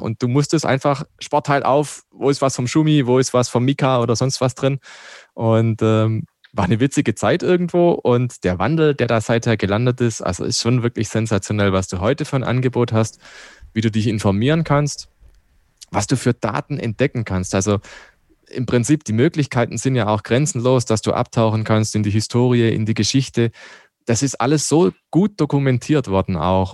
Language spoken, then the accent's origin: German; Black Forest, Baden-Württemberg, Germany; now in Landshut, Germany; Ich komme ja aus dem Schwarzwald